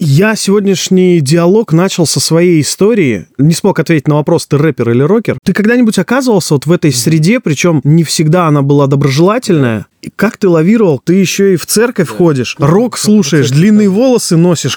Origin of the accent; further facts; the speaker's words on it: Neryungri, Sakha Republic, Russia; Я сам родом из Якутии, сам Магадан даже еще суровее, чем город Нерюнгри, откуда я родом.